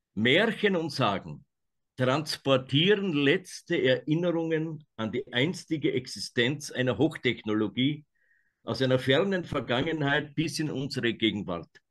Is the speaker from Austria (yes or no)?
yes; Austria; aus meiner Heimat, dem Nordwald. Das ist ganz oben in Österreich